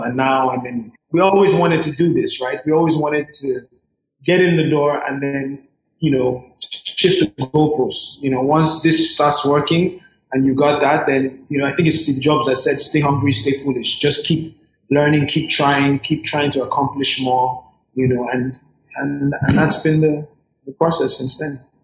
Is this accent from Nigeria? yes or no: yes; Nigeria; I am a Nigerian that happens to have a Yankee side or an R&B side